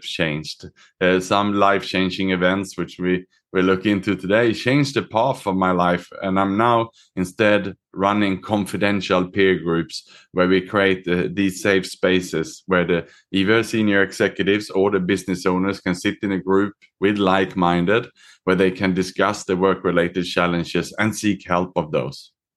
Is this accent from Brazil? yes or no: no; Sweden; moved away; also born or lived in Australia / Southeast Asia; I was born myself in Sweden. I was educated in Australia